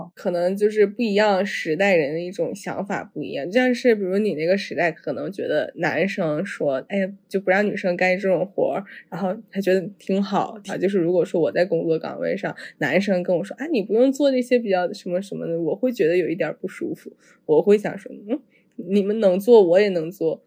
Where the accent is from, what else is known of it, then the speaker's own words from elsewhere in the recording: Northeast China, China; now in Chengdu, China; 我在成都这边儿嘛，然后真是感觉和我老家就和东北那边儿氛围挺不一样的